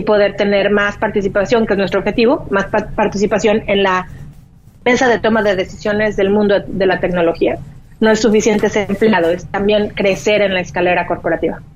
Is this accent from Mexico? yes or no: yes; Mexico; moved away as an adult; also born or lived in Boston, United States; now in United States; lo que yo ya había aprendido mm. en México